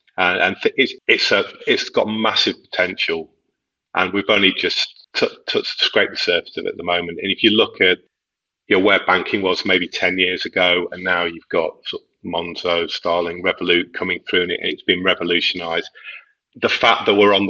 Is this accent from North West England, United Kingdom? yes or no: yes; near Liverpool, North West England, United Kingdom; moved away; I grew up near Liverpool, so I'm a Liverpool fan